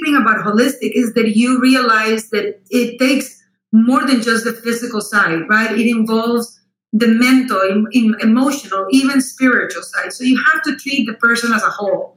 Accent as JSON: {"language": "English", "country": "Costa Rica", "tie": "born or raised there", "also_born_or_lived": "Austin, Texas / Miami, Florida / Houston, Texas", "second_language": "English", "moved": "yes", "lives_now": "United States", "said": "I was born and raised in Costa Rica, so that explains the accent."}